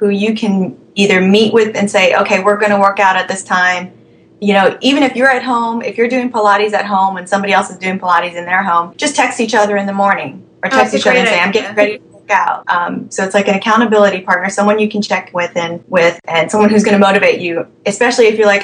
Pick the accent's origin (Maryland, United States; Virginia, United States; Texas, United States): Virginia, United States; Alexandria; I am from Alexandria, Virginia.